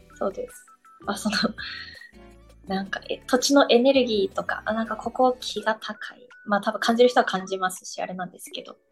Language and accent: Japanese; Nagasaki, Japan; also born or lived in Tokyo; now in Zushi, Japan; 私もともと長崎出身なんですけど、うんうん。その海がすぐ近くにあって、っていう環境で育って